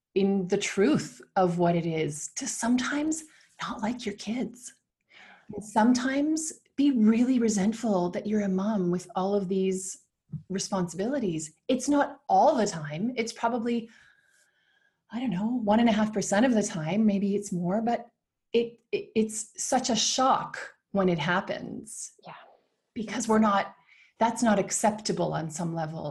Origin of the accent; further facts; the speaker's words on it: Canada; now in Switzerland; I'm from Canada and live in Switzerland with my Argentine husband